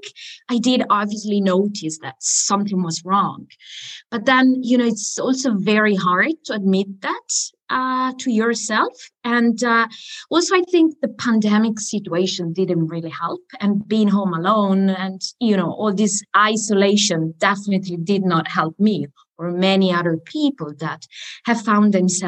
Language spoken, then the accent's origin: English; Italy; accent: Italian; English is a second language; now in Spain; especially when I get angry, I think it's when my Italian accent comes out, which is, I think, is quite normal for a foreigner